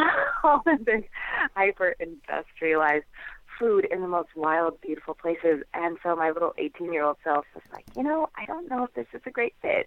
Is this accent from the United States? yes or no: yes; Naples, New York, United States; I grew up in the Finger Lakes of upstate New York